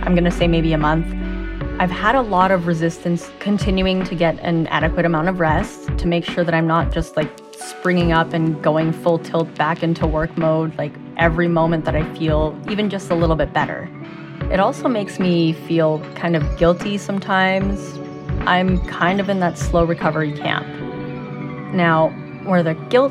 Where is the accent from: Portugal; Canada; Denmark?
Canada; I'm a Canadian-born Asian with ADHD.